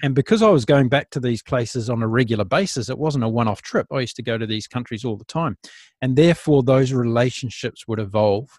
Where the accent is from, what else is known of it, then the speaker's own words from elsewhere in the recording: New Zealand; New Zealand, my home country